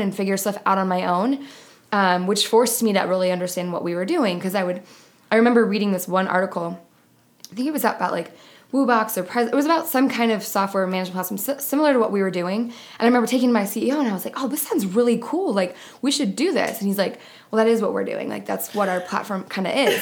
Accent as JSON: {"language": "English", "region": "New York", "country": "United States", "also_born_or_lived": "Buffalo", "moved": "as an adult", "lives_now": "Phoenix, United States", "said": "I'm originally from New York. I went to college in Buffalo"}